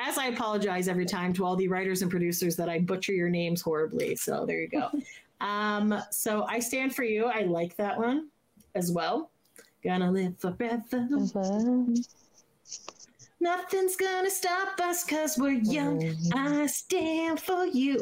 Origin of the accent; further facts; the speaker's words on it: Canada; As a Canadian